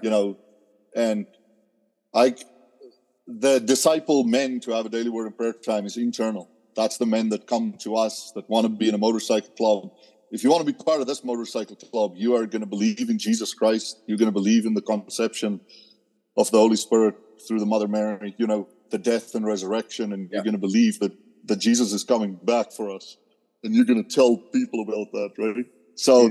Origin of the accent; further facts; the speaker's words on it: South Africa; moved away; growing up in South Africa, you know, at age 14, we can start riding a motorcycle to school.